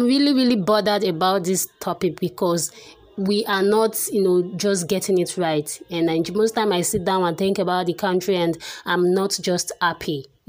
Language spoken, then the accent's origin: English; Nigeria; we are still Nigerian.